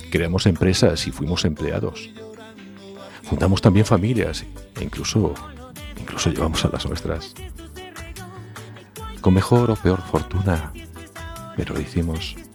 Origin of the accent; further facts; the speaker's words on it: Galicia, Spain; Soy soy gallego, sí. Y como la mayoría de los gallegos tenemos familia en otros países, Argentina, Uruguay, Brasil, República Dominicana, Venezuela, Suiza, Alemania